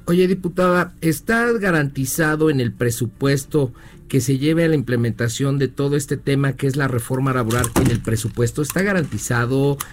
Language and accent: Spanish; Mexico; todos somos mexicanos